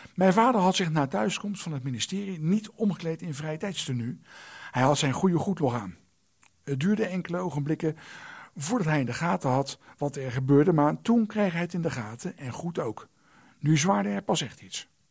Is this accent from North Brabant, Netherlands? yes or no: no; The Hague, South Holland, Netherlands; een jongetje in Den Haag